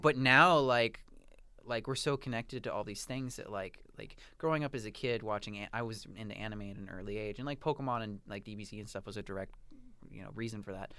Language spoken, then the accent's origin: English; United States; now in Toronto, Canada; I am American